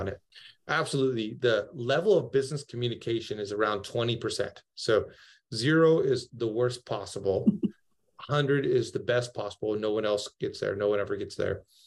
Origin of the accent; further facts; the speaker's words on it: Seattle, Washington, United States; moved away as an adult; now in Fairhope, United States; I'm actually from Seattle, but we have we have moved down towards the beach in Fairhope, Alabama.